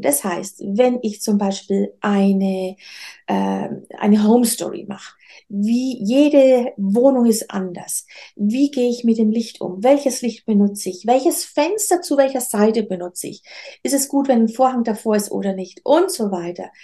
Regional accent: Nuremberg, Bavaria, Germany; now in Rhön, Germany; Ich bin eigentlich in Nürnberg geboren

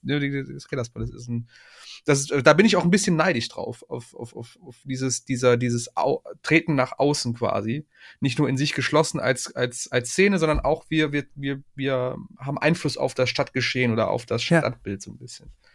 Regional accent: Aachen, North Rhine-Westphalia, Germany; als Aachener

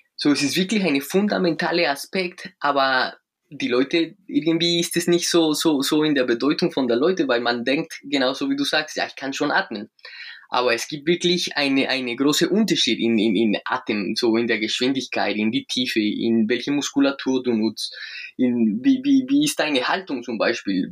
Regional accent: Colombia; German is a second language; now in Munich, Germany; ich komme aus Südamerika, aus Kolumbien. Wir, wir kennen da keinen Winter

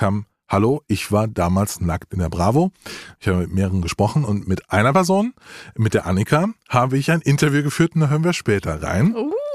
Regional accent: Rhineland-Palatinate, Germany; bin in Rheinland-Pfalz geboren

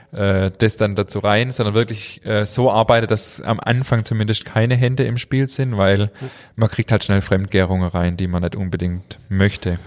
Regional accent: Germany; wir Deutsche

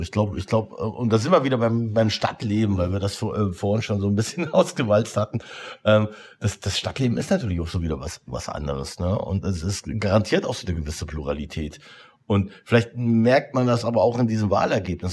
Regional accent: Potsdam, Brandenburg, Germany; als Potsdamer

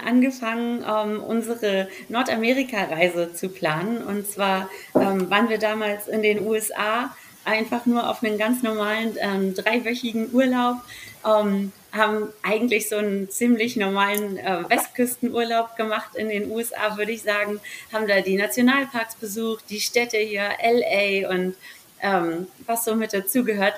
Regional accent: Hamburg, Germany; moved away as an adult; now in Salzburg, Austria; komme ursprünglich aus Hamburg, bin eigentlich eine Hamburger deren da aufgewachsen und groß geworden

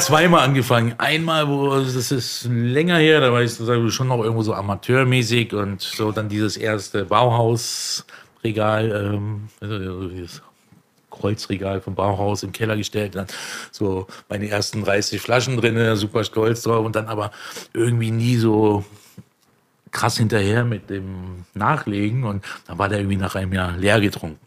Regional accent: Berlin, Germany; Also ich bin in Neukölln aufgewachsen

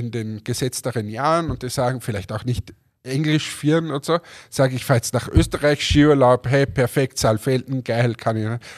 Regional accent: Germany; auch ich denke mir als Deutscher, du kommst als Deutscher und möchtest, sagen wir, die österreichische Gastfreundschaft erleben

